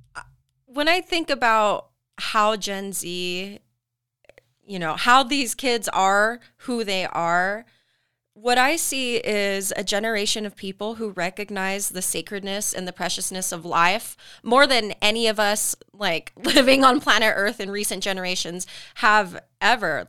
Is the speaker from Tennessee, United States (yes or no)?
no; Tooele, Utah, United States; I grew up in Tula, I've been born in Utah